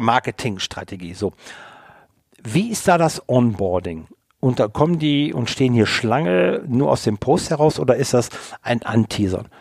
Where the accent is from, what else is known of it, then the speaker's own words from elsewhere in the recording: Rhineland, Germany; ich komme ja aus dem Rheinland